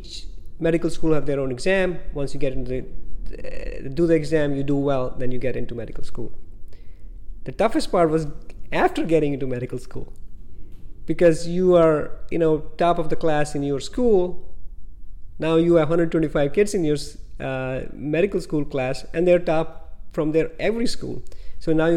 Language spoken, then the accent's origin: English; India; moved away as an adult; now in United States; I was born in India and went to medical school in India. I came to the United States in 1990.